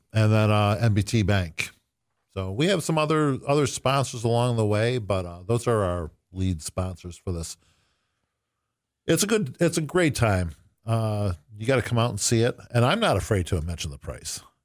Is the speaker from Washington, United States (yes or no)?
no; Buffalo, New York, United States; I'm from Buffalo.